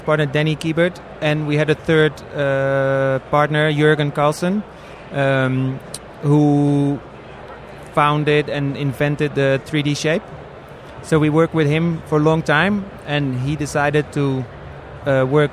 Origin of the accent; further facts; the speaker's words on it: Amsterdam, North Holland, Netherlands; I'm from Amsterdam